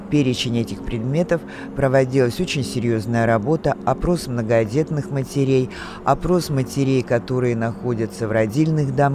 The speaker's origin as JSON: {"language": "Russian", "region": "Moscow Oblast", "country": "Russia", "tie": "born there", "said": "Я родился в Подмосковье"}